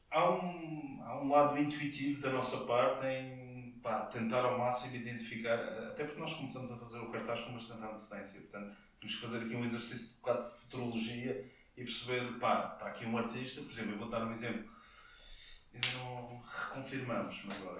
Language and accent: Portuguese; Portugal; como português